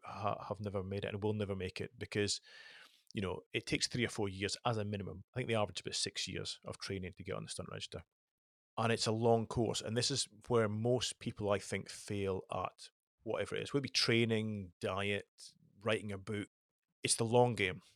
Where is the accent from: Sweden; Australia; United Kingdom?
United Kingdom; the Highlands, Scotland; I was brought up in the Highlands